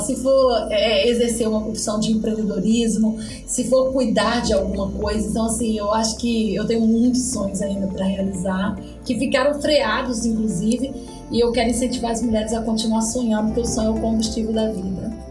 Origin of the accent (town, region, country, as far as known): Espírito Santo, Brazil